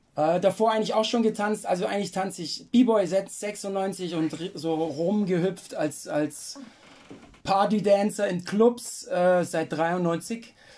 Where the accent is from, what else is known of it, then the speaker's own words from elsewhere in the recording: Lindau, Bavaria, Germany; ich bin eigentlich aus Lindau da am Bodensee